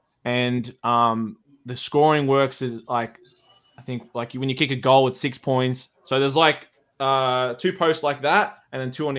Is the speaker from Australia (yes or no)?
yes; Australia; I'm an Aussie.